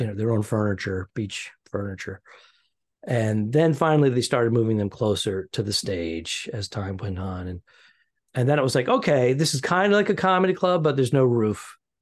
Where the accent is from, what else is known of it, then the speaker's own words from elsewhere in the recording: New England, United States; we're both from New England